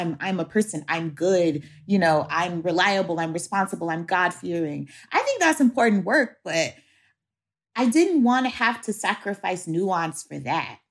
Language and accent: English; Shreveport, Louisiana, United States; my hometown, which is Shreveport, Louisiana